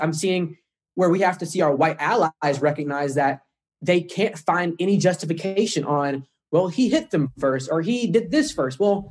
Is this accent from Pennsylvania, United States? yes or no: no; St. Louis, Missouri, United States; I'm from St. Louis, minutes away from Ferguson